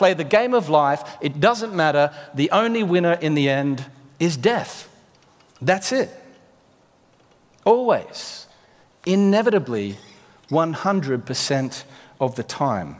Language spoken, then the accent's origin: English; Australia; now in United Kingdom; Being an Australian